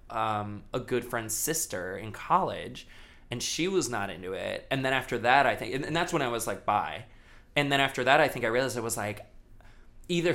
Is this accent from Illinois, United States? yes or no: no; Daytona Beach, Florida, United States; I grew up in Daytona Beach, Florida